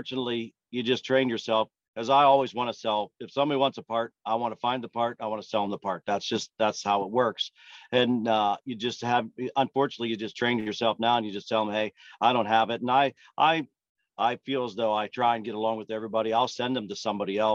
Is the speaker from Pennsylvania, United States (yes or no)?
yes; Western Pennsylvania, United States; I grew up, I'm from Western Pennsylvania. I grew up probably 7 miles or so from Lernerville Speedway.